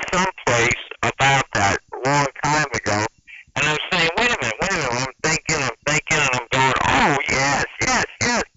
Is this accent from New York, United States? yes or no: yes; New York City, New York, United States; also born or lived in Manhattan, New York; I was born in Manhattan, but I lived in the Bronx, so I was a Yankees fan